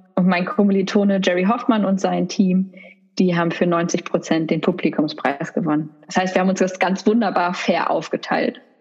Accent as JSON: {"language": "German", "town": "Essen", "region": "North Rhine-Westphalia", "country": "Germany", "said": "in Essen, im Ruhrgebiet, wo ich herkomme"}